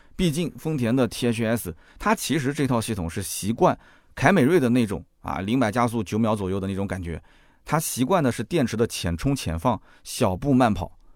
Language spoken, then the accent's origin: Chinese; China; 我们中国人太了解了